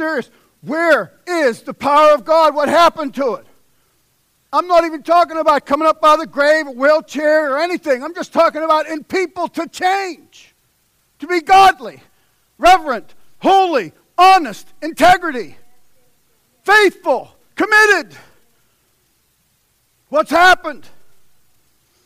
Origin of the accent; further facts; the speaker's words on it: Pittsburgh, Pennsylvania, United States; from Pittsburgh. Uneducated, untrained